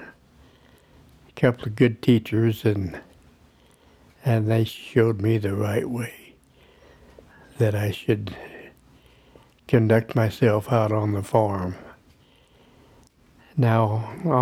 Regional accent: Vail, United States; also born or lived in Emmett; this land was in Vail, and it was soon to become my only home that I remember

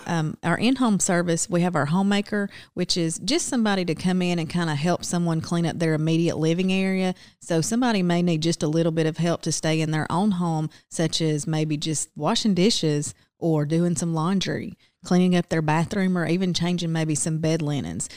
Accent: Silver Creek, Georgia, United States; I was born and raised across town just outside of Rome in Silver Creek.

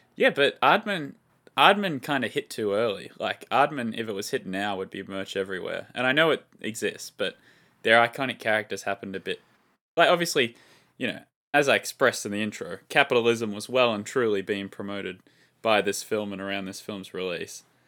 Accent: Australia; as an Australian

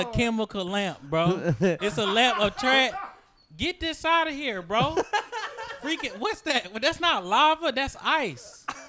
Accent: Atlanta, Georgia, United States; I'm from Atlanta.

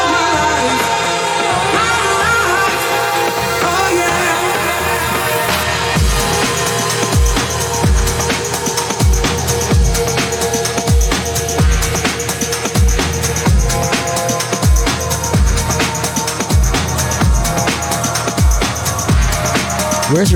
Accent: Tampa, Florida, United States; We grew up here in Tampa together

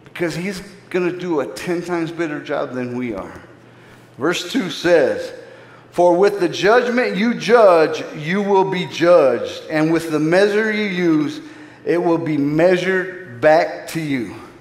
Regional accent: Phoenix, Arizona, United States; I grew up in Phoenix, Arizona. I grew up in the inner city

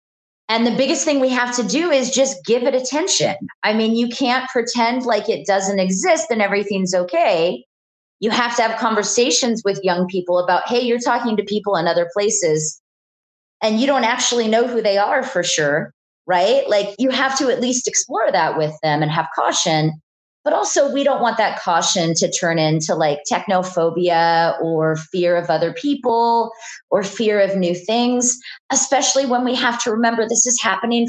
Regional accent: Houston, Alaska, United States; I grew up in Houston, Alaska, which is a small town.

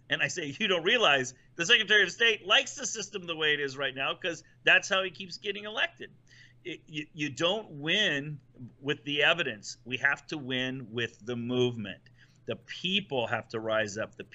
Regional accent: Ohio, United States; I'm from Ohio

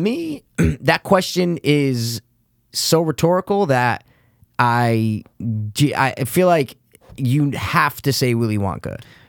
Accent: Stamford, Connecticut, United States; growing up in Stanford

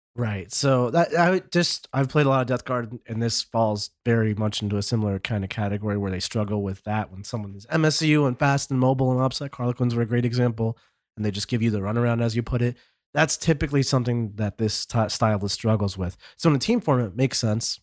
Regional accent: United States; as an American player here

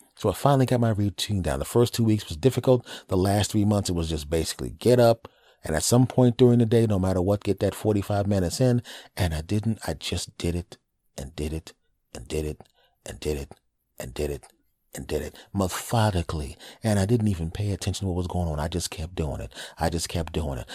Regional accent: Villanova, Pennsylvania, United States; moved away; my hometown of Villanova, uh, in, in Philadelphia

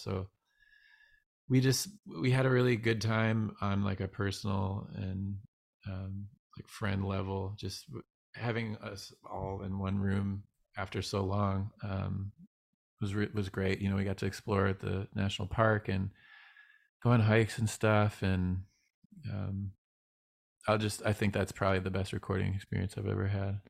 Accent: Northville, Michigan, United States; now in California, United States; I grew up in a small town called Northville

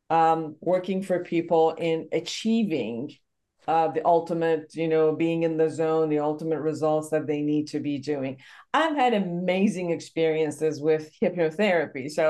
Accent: Iran; English is a second language; moved away; Originally, Iran.

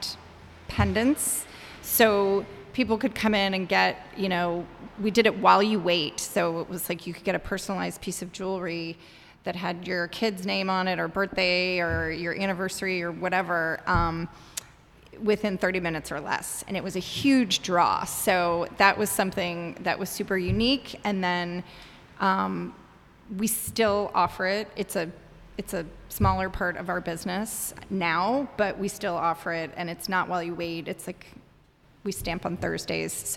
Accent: Atlanta, Georgia, United States; moved away as an adult; also born or lived in Miami, Florida / Washington, District of Columbia, United States; now in Chicago, United States; I grew up in the South in Atlanta, Miami in Atlanta, and moved to Chicago in 2000 for a job

